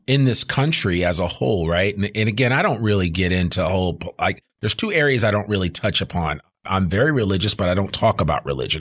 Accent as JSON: {"language": "English", "region": "outside of New York City", "country": "United States", "tie": "born or raised there", "moved": "yes", "lives_now": "Northwest Arkansas, United States", "said": "growing up outside of New York City"}